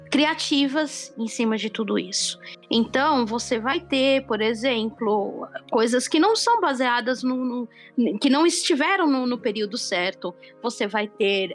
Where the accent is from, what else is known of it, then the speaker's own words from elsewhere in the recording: Brazil; nós, como pessoas que, que crescemos no Brasil